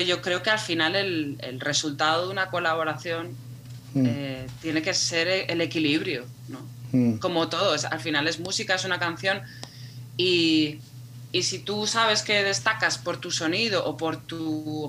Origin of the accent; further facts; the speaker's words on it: Madrid, Community of Madrid, Spain; Yo soy de Madrid y he vivido siempre en Madrid